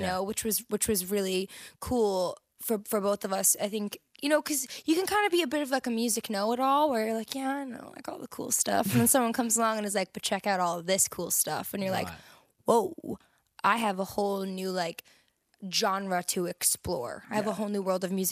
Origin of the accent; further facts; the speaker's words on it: New Jersey, United States; moved away; I'm from New Jersey